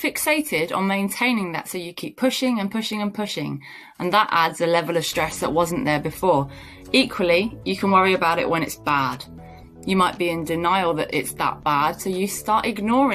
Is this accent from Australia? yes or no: no; United Kingdom; I'm pretty British